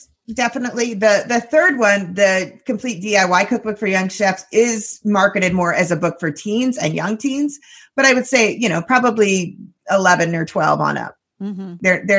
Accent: Philadelphia, Pennsylvania, United States; also born or lived in New Jersey; as a Philadelphian

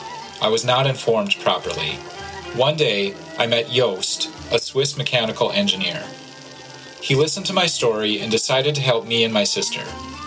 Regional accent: Homs, Homs Governorate, Syria; now in Switzerland; I grew up in the Syrian city of Homs, where I lived with my parents and three siblings. In 2012, while I was in secondary school, war erupted in Syria. My city was bombarded every day.

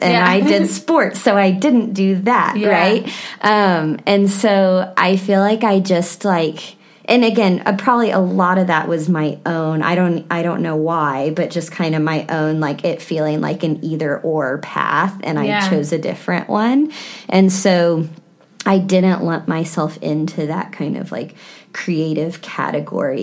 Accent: Texas Hill Country, United States; I grew up in the Hill Country, about an hour from San Antonio

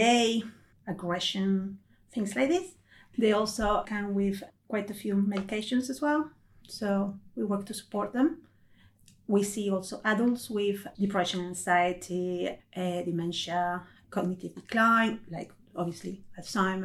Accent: Peru; moved away; I'm originally from Peru in South America.

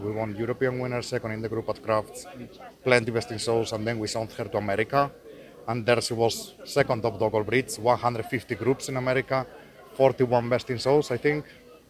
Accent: Spain; I'm coming from Spain

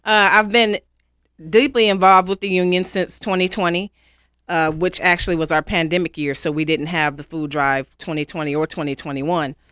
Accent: Pontiac, Michigan, United States; moved away as an adult; now in Western North Carolina, United States; I'm originally from Pontiac, Michigan.

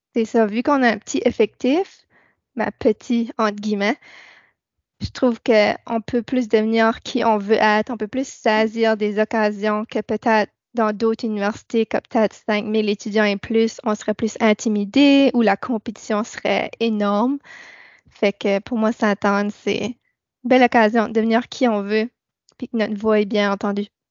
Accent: New Brunswick, Canada; moved away as an adult; also born or lived in Church Point, Nova Scotia; now in Nova Scotia, Canada; je suis arrivée à Sainte-Anne il y a trois ans je viens de Nouveau-Brunswick

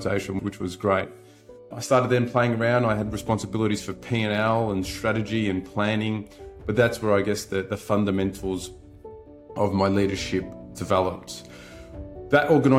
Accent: Melbourne, Victoria, Australia; I was brought up in Melbourne in the western suburbs to a blue collar

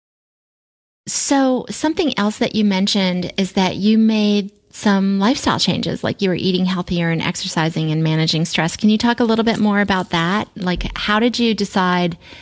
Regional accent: Springfield, Virginia, United States; also born or lived in Alexandria, Virginia / Centreville, Virginia / Fairfax, Virginia; I grew up in Springfield and I lived in Alexandria and Centerville and Fairfax and all over there

